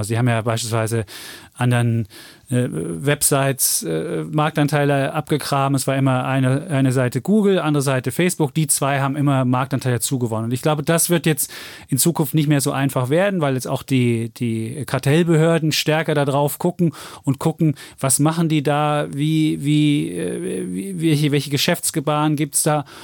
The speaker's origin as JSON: {"language": "German", "town": "Leipzig", "region": "Saxony", "country": "Germany", "said": "Ich bin ja als Leipziger natürlich RB Leipzig-Fan"}